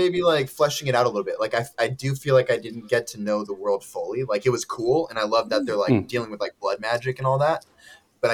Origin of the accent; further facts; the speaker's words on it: California, United States; We're from California